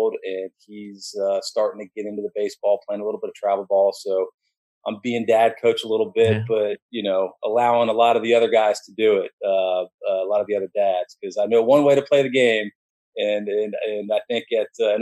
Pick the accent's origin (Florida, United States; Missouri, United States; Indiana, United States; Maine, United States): Florida, United States; Orlando; moved away as an adult; also born or lived in Miami / New Orleans; I grew up in Orlando